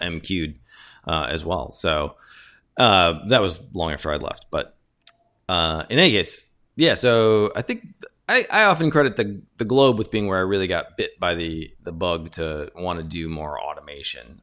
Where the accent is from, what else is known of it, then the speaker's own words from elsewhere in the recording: Chicago, Illinois, United States; moved away as an adult; also born or lived in Ithaca / San Diego; born and raised in Chicago